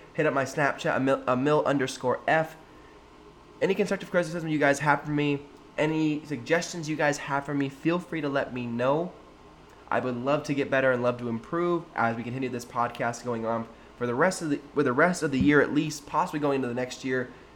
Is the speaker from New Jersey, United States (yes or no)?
no; Sacramento, California, United States; showing out for my, for my hometown, for my city